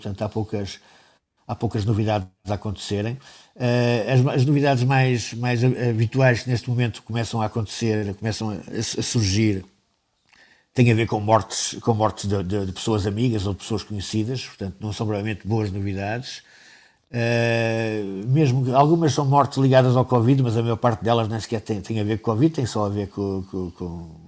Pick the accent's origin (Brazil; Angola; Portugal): Angola; born there; Ele, ele tinha sido também administrador florestal em Angola, aliás, onde eu nasci.